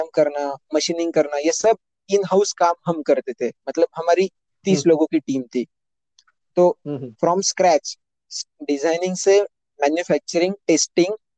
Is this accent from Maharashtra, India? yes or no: yes; Nashik, Maharashtra, India; also born or lived in Pune; मैं नासिक महाराष्ट्र से हूँ दसवीं बारहवीं मैंने नासिक से ही की